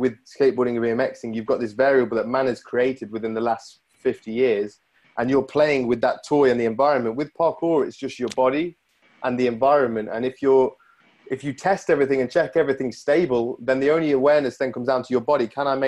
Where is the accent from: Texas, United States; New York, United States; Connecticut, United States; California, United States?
Connecticut, United States; born there; And I was born in Connecticut, so I've got a U.S. passport.